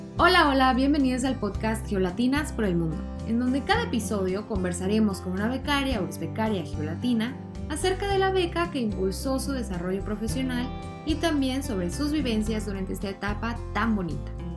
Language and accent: Spanish; southern Mexico, Mexico; yo soy del sur de México